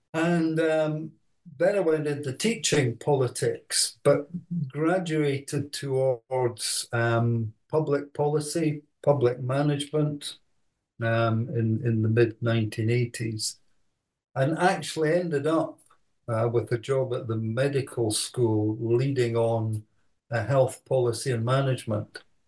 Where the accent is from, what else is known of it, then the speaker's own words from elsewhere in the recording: Edinburgh, Scotland, United Kingdom; also born or lived in Aberdeen; I was born uh, in Edinburgh, went to, to school there, and then uh, went to Edinburgh University